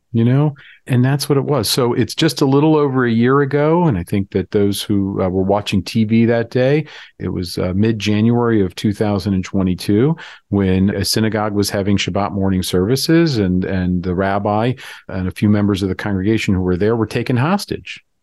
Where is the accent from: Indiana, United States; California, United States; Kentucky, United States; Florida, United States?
Florida, United States; now in North Carolina, United States; I grew up in Florida, which is kind of a suburb of the North